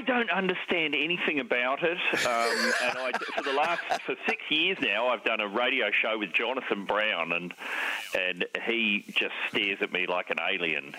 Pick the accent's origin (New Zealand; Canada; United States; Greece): New Zealand; growing up in New Zealand in the seventies, it was compulsory to play rugby